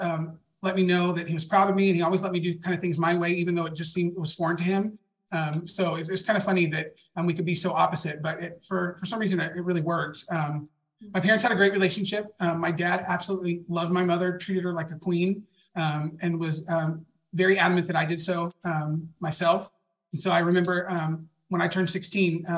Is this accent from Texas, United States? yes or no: yes; Dallas, Texas, United States; I was born and raised in Dallas, Texas. And I lived there my entire life